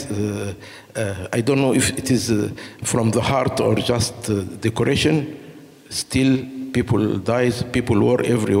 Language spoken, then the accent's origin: English; Egypt; moved away; also born or lived in Benin; I'm African from Egypt, and I'm a medical doctor